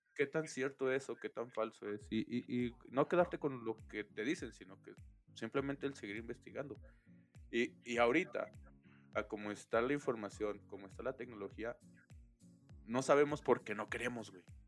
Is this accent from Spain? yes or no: no; Mexico; así somos los mexicanos